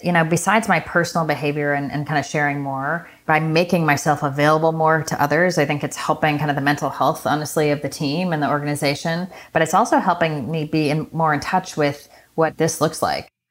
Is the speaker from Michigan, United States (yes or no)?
yes; Michigan, United States; I was born in Michigan from the upper Midwest